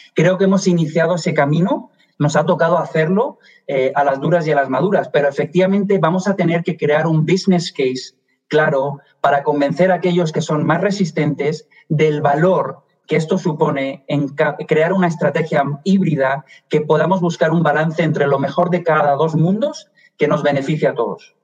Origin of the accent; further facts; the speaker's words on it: Málaga, Andalusia, Spain; moved away as an adult; also born or lived in Madrid; now in Washington, United States; soy español, me delata el acento, nací en Madrid, me crié en Málaga, en el sur de España